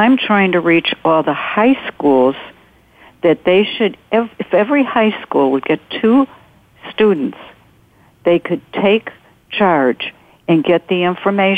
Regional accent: North Shore of Chicago, Illinois, United States; I'm from the North Shore of Chicago. I live about 30 miles north of Chicago

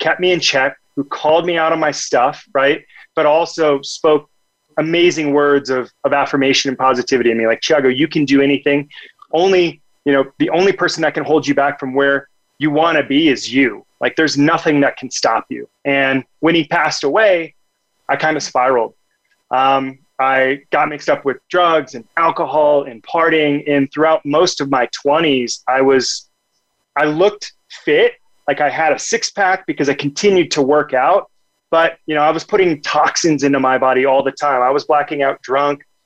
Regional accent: Omaha, Nebraska, United States; also born or lived in Rio de Janeiro, Brazil; I grew up in Omaha, Nebraska.

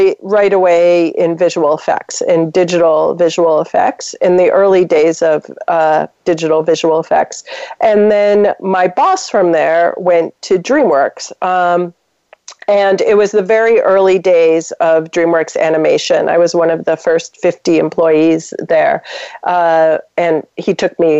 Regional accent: upstate New York, United States; moved away as an adult; also born or lived in Los Angeles / Northern California / Vancouver / New Mexico; now in Toronto, Canada; I grew up in upstate New York in like a small town

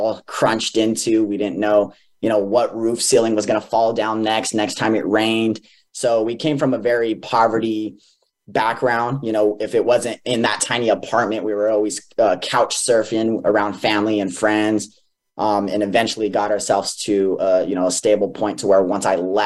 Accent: Four Corners, United States; I grew up more West region. I was born in the Four Corners

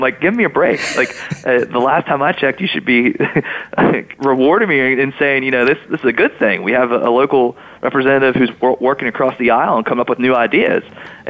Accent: West Virginia, United States; accent: Northern Panhandle West Virginia; I mean, my accent doesn't sound like the Charleston accent. It's a little different. West Virginia kind of has, you know, I sound more like a Yinzer than I do a Southern West Virginian, or even the Eastern Panhandle, for that matter

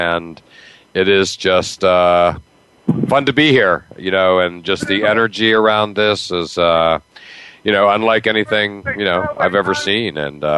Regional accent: Massachusetts, United States; literally a couple kids from my hometown and coaches that literally lived in my small town outside Boston.

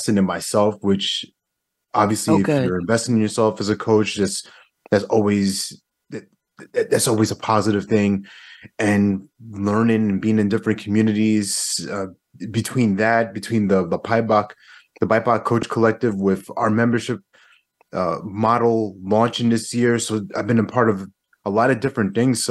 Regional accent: New York, United States; now in North Carolina, United States; I'm originally from New York

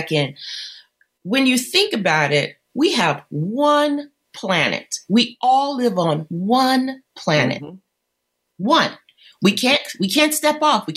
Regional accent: Detroit, Michigan, United States; I grew up in Detroit and I went to school in the 70s.

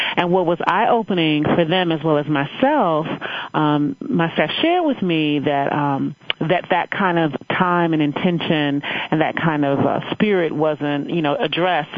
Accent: Chicago, Illinois, United States; moved away as an adult; also born or lived in Evanston, Illinois; I hail from Chicago, Illinois

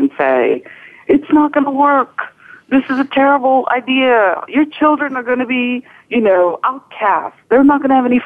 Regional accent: India; moved away as an adult; also born or lived in Western Massachusetts; now in United States; I was raised in India. I grew up in India.

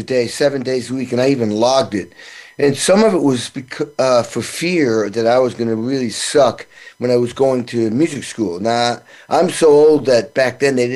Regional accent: New England, Western Mass, Massachusetts, United States; my small little town, 3,000 people I grew up in New England

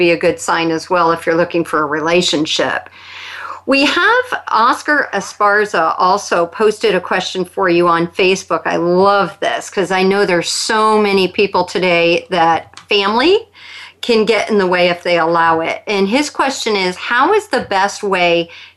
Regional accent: New York, United States; being a New Yorker myself

